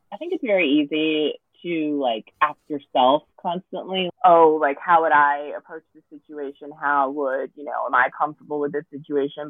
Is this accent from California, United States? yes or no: yes; Los Angeles, California, United States; I'm born and raised in Los Angeles